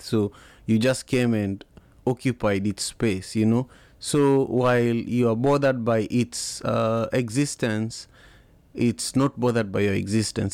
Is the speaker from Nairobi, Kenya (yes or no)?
no; Kisumu, Kisumu County, Kenya; now in Seattle, United States; I grew up in Kisumu, uh, the third largest city in Kenya